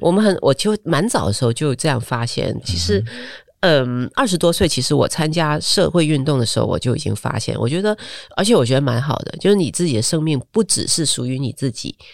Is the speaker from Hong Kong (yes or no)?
yes; Hong Kong; moved away as an adult; now in Taiwan; 我们香港